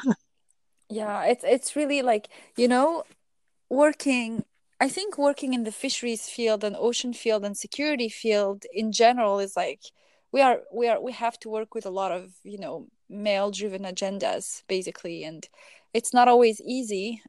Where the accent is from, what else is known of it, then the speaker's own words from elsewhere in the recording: Algeria; I'm from Algeria originally